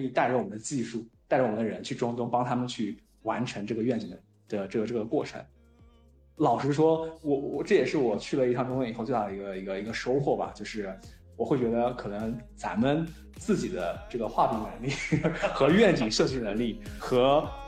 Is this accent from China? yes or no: yes; China; 我们嗯。中国人